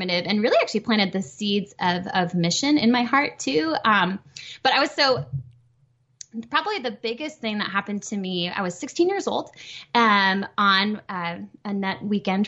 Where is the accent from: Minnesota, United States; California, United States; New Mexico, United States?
Minnesota, United States; moved away; I'm originally from Minnesota.